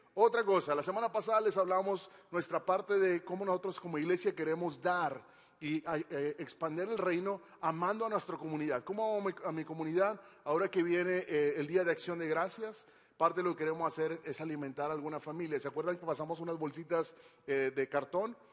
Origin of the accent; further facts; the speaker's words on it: Monterrey, Nuevo León, Mexico; soy regio